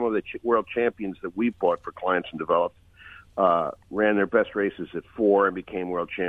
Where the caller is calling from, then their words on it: Lancaster, Pennsylvania, United States; I'm calling from my farm in near Lancaster, Pennsylvania.